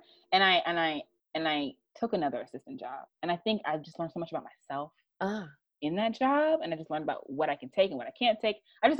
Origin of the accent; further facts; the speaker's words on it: Florida, United States; moved away as an adult; also born or lived in New York; now in Los Angeles, United States; I'm from Florida, and a lot of my friends are from Florida